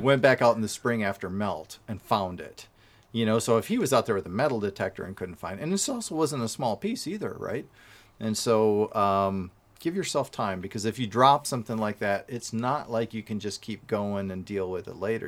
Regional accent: Wisconsin, United States; I'm from Wisconsin

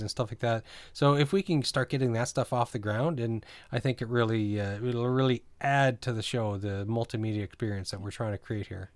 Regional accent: New Brunswick, Canada; also born or lived in Greater Toronto Area; now in Toronto, Canada; I grew up in New Brunswick and th, it was that mentality, and I kinda miss it living here in the G T A.

